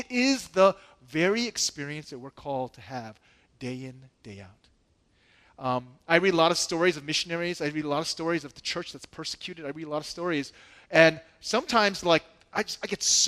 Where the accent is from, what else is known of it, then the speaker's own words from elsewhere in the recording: United States; I'm American.